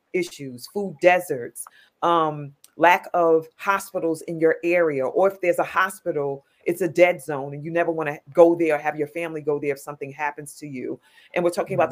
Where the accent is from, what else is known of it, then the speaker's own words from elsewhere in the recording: New York City, New York, United States; I'm a New Yorker